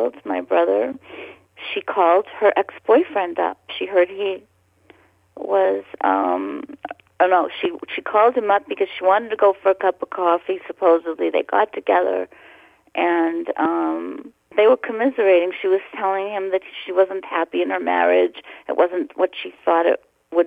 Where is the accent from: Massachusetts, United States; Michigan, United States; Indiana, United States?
Massachusetts, United States; Boston; born or raised there